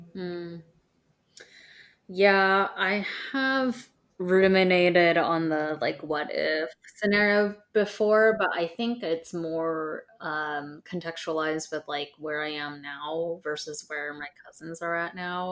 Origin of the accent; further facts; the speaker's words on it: Southern California, United States; … and I both grew up in Southern California